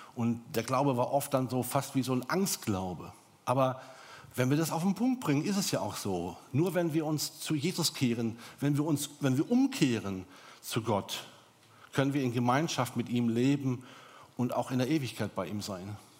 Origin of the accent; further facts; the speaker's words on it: Germany; bei uns in Deutschland